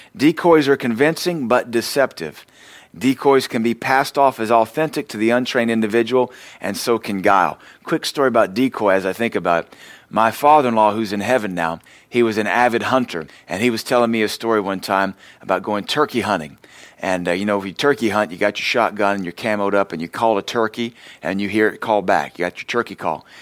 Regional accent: the American South, United States; we're Southerners

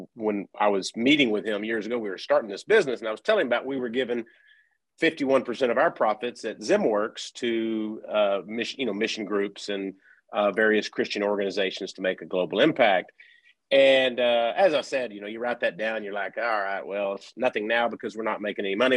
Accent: Wichita Falls, Texas, United States; I'm actually from the Wichita Falls area

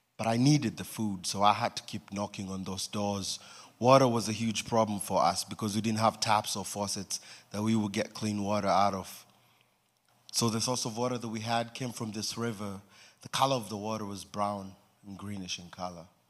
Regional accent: Nairobi, Kenya; I was born in Nairobi, Kenya, in a family of three boys

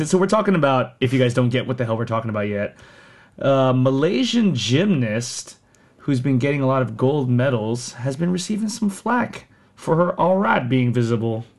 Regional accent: Sterling, Virginia, United States; born or raised there; accent: American; also born or lived in Philippines

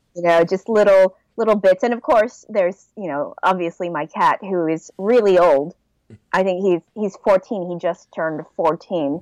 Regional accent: Southern California, United States; moved away as an adult; also born or lived in Los Angeles, United States / Oregon, United States / Seoul, South Korea; now in Belgium; I was born and raised in Southern California

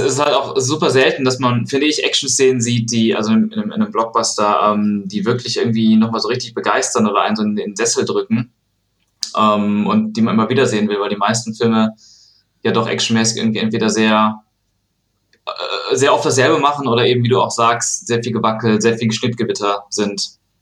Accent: Aachen, North Rhine-Westphalia, Germany; born or raised there; now in Cologne, Germany

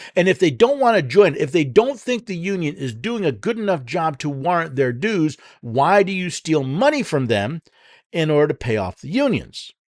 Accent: United States; we, as American citizens

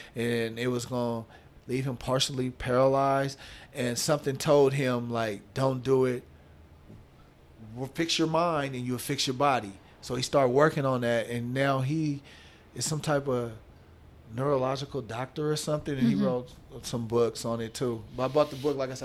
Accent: Oakland, California, United States; my past growing up in Oakland

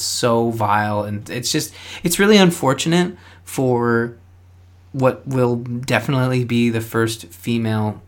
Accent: Canada; I'm a Canadian

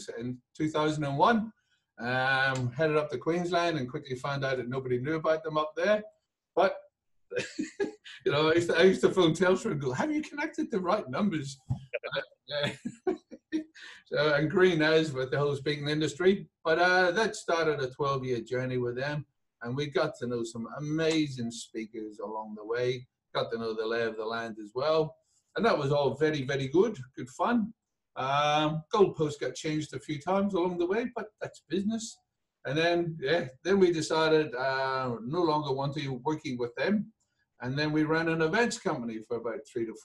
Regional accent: Belfast, Northern Ireland, United Kingdom; now in Adelaide, Australia; Belfast born, and came out here

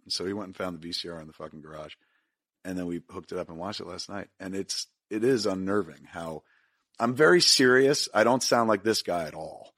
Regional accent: Highlands, New Jersey, United States; growing up in Highlands, all you smelled was fish 'cause it's a fishing industry town.

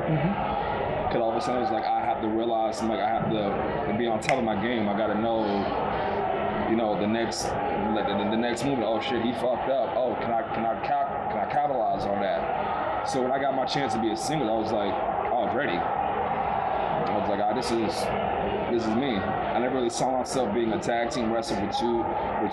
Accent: New York City, New York, United States; I am from Brooklyn.

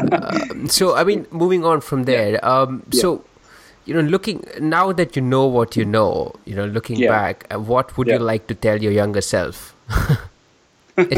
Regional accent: Bangalore, Karnataka, India; I'm from Bangalore

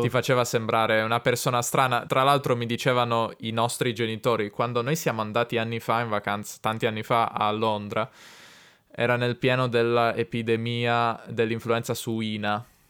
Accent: Italy; also born or lived in Turin

